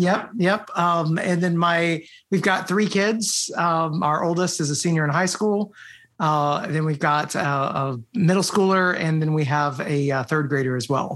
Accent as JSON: {"language": "English", "country": "United States", "tie": "born or raised there", "also_born_or_lived": "Romania", "moved": "as an adult", "said": "I'm born here in the United States"}